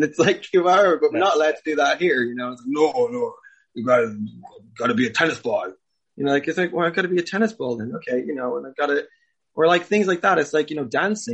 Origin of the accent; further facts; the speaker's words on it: Clare, Munster, Ireland; I grew up in Ireland. I grew up in Clare